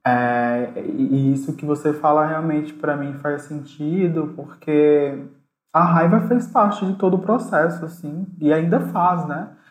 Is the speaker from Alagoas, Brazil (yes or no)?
yes; Alagoas, Brazil; now in São Paulo, Brazil; enquanto negro, nordestino, é, migrante, né, já que eu sou alagoano, moro em São Paulo